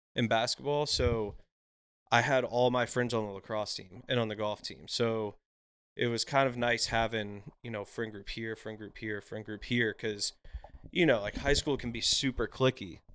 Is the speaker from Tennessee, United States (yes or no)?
yes; Brentwood, Tennessee, United States; born or raised there; also born or lived in Nashville, Tennessee / Mount Juliet, Tennessee / Hendersonville, Tennessee